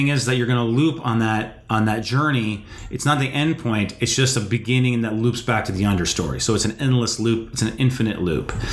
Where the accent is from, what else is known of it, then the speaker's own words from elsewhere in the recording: North Dakota, United States; I grew up in North Dakota